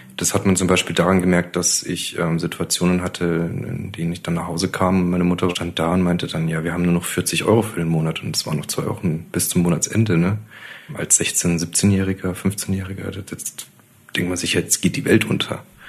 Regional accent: Adelschlag, Bavaria, Germany; now in Munich, Germany; Ich bin aufgewachsen in Bayern, in einem kleinen Dorf, das ist Adelschlag bei Eichstätt

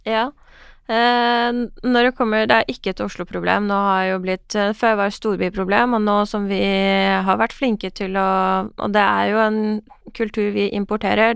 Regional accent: Iran; now in Norway; den reisen min fra Iran til Norge

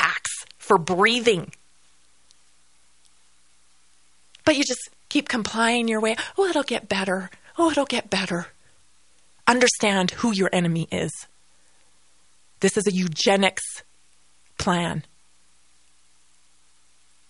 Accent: Canada; moved away; I am Canadian

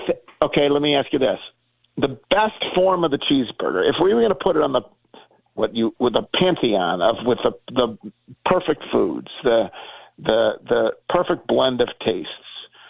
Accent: Buffalo, New York, United States; now in Memphis, United States; I have lived in Memphis longer than you have been alive. So I'm only from Buffalo in the very ancient sense, like literally.

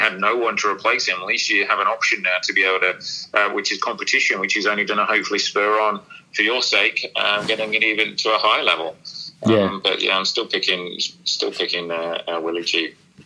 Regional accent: England, United Kingdom; as an Englishman

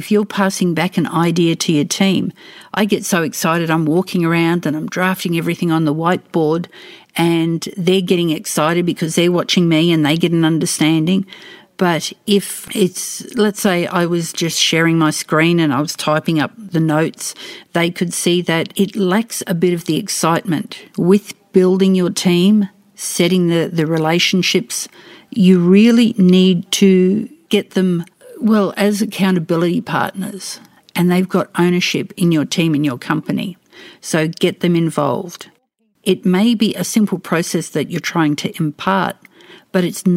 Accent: Australia; accent: Australian English; I speak Australian English

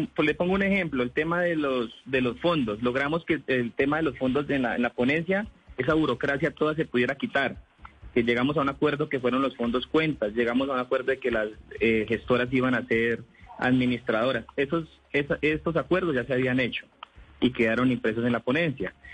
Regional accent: Vaupés, Colombia; Yo vengo de un departamento de la Amazonía que se llama el departamento del Baupés, donde el 95% de la población somos indígenas

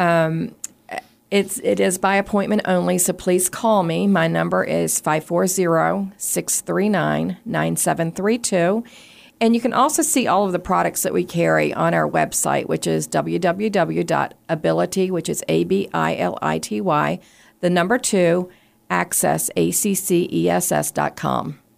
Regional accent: Richmond, Virginia, United States; I grew up in Richmond, close to the Department for the Blind and Vision Impaired

